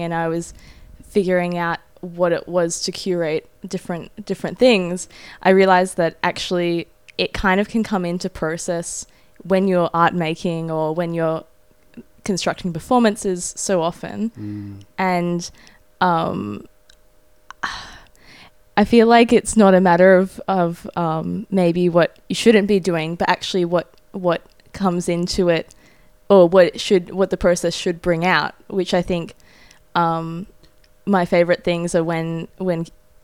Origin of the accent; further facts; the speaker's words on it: Australia; I'm an Australian-Japanese artist and researcher